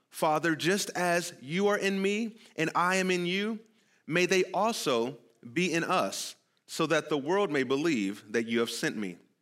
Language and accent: English; California, United States; moved away; I'm from California